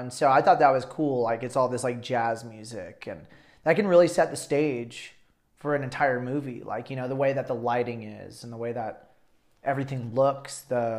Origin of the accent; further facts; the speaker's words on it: Albuquerque, New Mexico, United States; I was like, "Albuquerque, New Mexico."